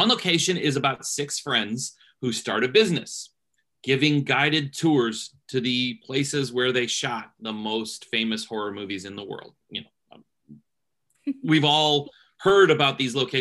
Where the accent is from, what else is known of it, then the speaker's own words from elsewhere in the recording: Canton, Ohio, United States; moved away as an adult; now in Cincinnati, United States; I'm from Cleveland area, Canton, Ohio, actually. But right now I live in Cincinnati, Ohio